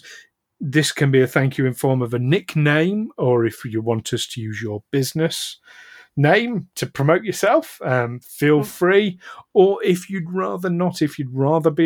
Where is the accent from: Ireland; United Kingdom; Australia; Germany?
United Kingdom; we're British.